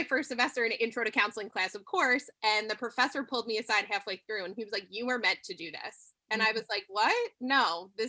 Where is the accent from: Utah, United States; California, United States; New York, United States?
New York, United States; I'm from New York.